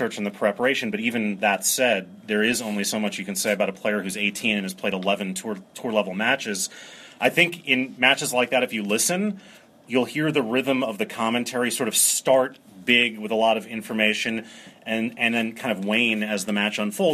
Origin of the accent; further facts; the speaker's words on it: New York City, New York, United States; also born or lived in Maryland; I grew up in New York City